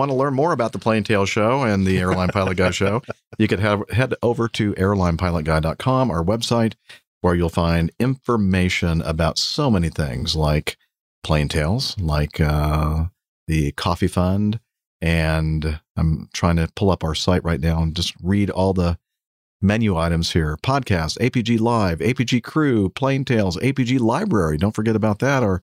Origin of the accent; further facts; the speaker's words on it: Australia; accent: Australian; nor I suspect could they understand my Australian accent.